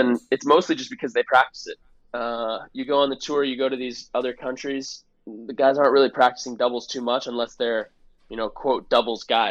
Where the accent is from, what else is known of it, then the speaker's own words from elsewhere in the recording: Palm Desert, California, United States; growing up, I grew up in Palm Desert.